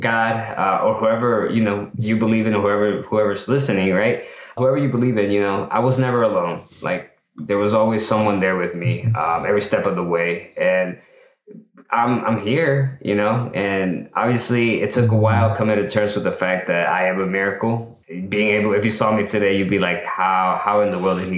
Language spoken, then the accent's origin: English; El Salvador; now in United States; I'm from El Salvador, right? An immigrant, and my family raised us to be like outstanding citizens, to earn our rights to live here, right? In the US